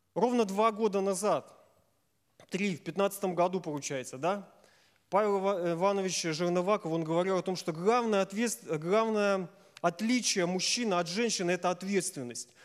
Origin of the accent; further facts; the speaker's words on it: Safonovo, Smolensk Oblast, Russia; я из Сафонова